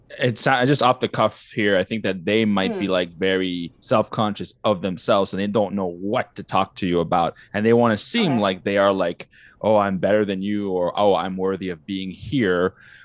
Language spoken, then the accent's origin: English; Morocco; born there; also born or lived in six countries, mostly in Africa; I was born in Morocco, but I lived in six different countries, mostly in Africa.